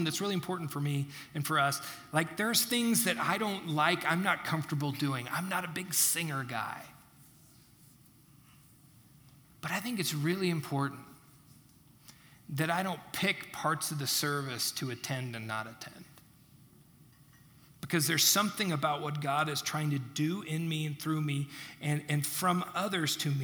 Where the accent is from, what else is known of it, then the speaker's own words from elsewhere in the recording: United States; I'm an American